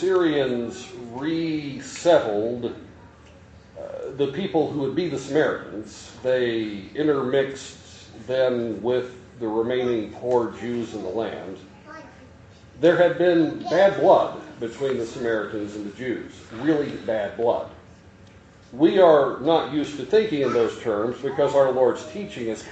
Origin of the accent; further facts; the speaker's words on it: Kentucky, United States; moved away as an adult; also born or lived in Iowa; I was from Kentucky, and we Kentuckians tend to talk about God at God times